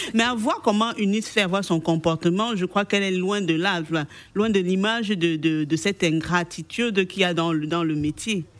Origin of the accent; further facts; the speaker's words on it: Cameroon; je viens du Cameroun